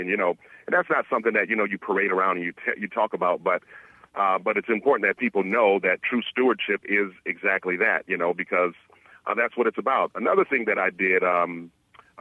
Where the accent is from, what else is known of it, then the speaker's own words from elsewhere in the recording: Michigan, United States; moved away; elected county official as well back in my home state of Michigan